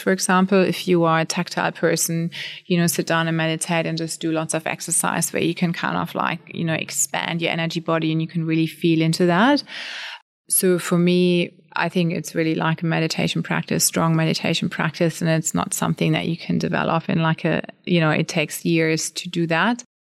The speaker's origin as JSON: {"language": "English", "country": "Germany", "tie": "born or raised there", "moved": "as an adult", "lives_now": "Australia", "said": "I'm born and raised in Germany. I came over to Australia when I was about thirty."}